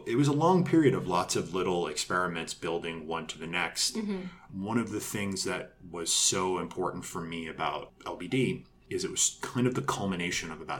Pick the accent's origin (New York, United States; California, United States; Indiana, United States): New York, United States; moved away as an adult; now in Los Angeles, United States; I came to LA in 2002 from New York. I'm from New York originally.